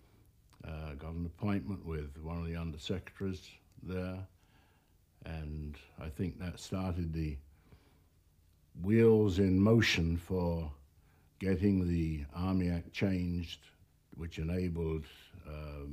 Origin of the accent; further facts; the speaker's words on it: England, United Kingdom; I was born in England.